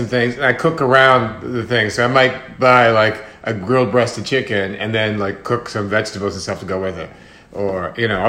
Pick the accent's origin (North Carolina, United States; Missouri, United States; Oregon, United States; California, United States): Missouri, United States; St. Louis; also born or lived in Florida; now in New York, United States; I'm from St. Louis, Missouri